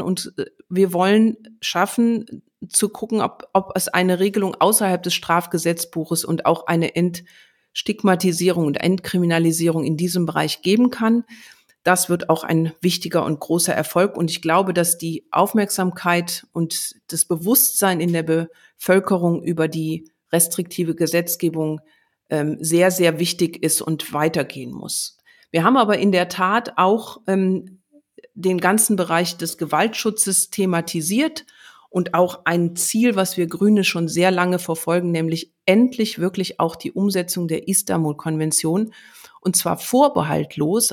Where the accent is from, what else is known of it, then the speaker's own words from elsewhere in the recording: Germany; bei uns in Deutschland